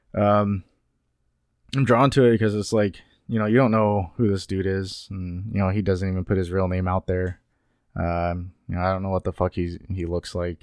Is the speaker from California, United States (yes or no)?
yes; Sacramento, California, United States; I am from the Sacramento area.